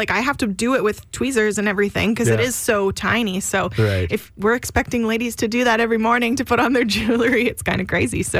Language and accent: English; Langenburg, Saskatchewan, Canada; now in Rocanville, Canada; I grew up in Langenberg, but my husband and I live in Rokenville now.